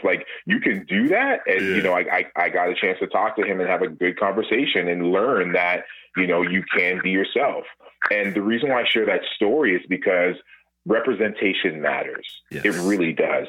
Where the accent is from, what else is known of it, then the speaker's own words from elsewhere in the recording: Toronto, Ontario, Canada; Born and raised in Toronto